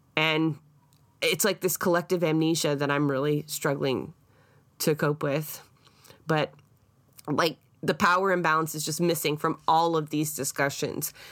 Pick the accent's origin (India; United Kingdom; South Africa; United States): United Kingdom; Scotland; now in Canada; I am Scottish, and I was also raised to understand the resistance that went there against the English